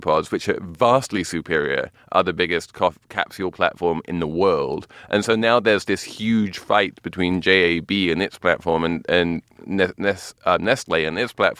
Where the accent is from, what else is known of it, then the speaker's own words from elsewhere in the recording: England, United Kingdom; Like, when I was growing up in England...